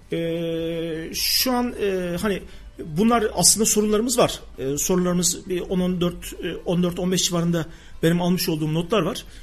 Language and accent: Turkish; Gemerek, Sivas Province, Turkey; moved away; also born or lived in Kayseri; ben Sivas Gemerek doğumluyum.